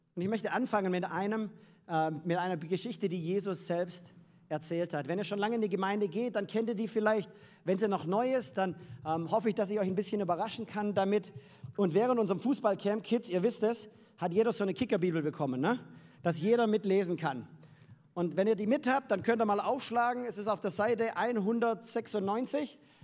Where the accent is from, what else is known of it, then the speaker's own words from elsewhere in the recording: Freiberg am Neckar, Baden-Württemberg, Germany; moved away as an adult; now in United States; komme ursprünglich aus Freiberg am Neckar, gar nicht so weit weg. Aber ich habe meine Liebe in Amerika gefunden und deswegen leben wir jetzt dort